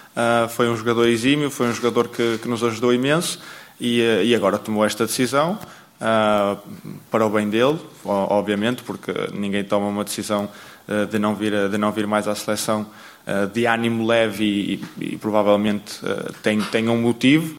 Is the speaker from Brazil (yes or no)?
no; Portugal; nós, como portugueses